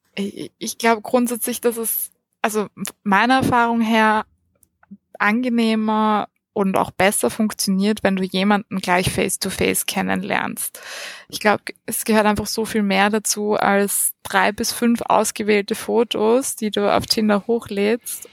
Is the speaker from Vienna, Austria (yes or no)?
yes; Vienna, Austria; also born or lived in Lower Austria / Munich / Salzburg; aufgewachsen bin ich am Rand von Wien